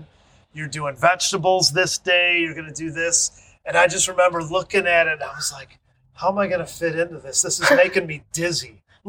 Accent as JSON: {"language": "English", "region": "Michigan", "country": "United States", "said": "I'm from Michigan"}